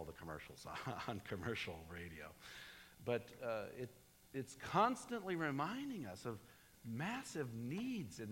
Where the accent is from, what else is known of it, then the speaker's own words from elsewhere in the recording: United States; I'm an American